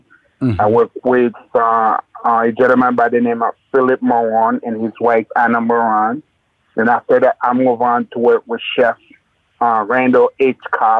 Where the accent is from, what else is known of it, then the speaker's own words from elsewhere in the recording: Haiti; Well, my background, I was born and raised in Haiti, in Haiti at the time growing up, milk wasn't allowed in the kitchen.